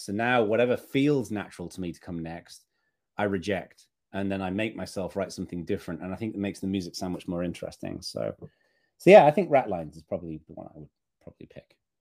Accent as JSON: {"language": "English", "region": "Northern England", "country": "United Kingdom", "tie": "born or raised there", "said": "as a kid growing up in Northern England, I lived in a pretty rural part of the U K"}